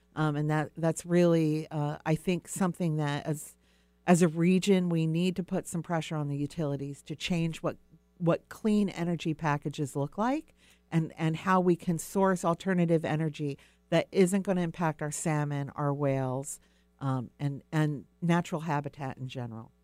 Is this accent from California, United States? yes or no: no; Pine Barrens, New Jersey, United States; now in Puget Sound area, United States; I actually grew up back east. I mentioned to you earlier, I grew up in the Pine Barrens, which is a very delicate ecosystem